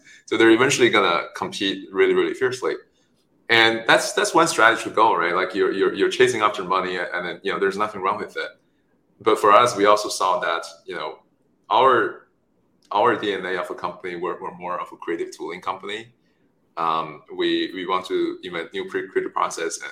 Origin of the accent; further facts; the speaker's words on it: China; moved away; also born or lived in Stanford; I was born in China, raised there